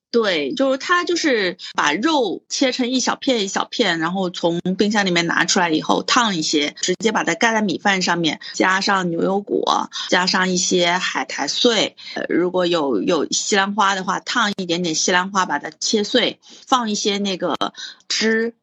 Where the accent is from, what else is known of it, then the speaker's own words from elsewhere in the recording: Hunan, China; 我已经背叛了我湖南人的身份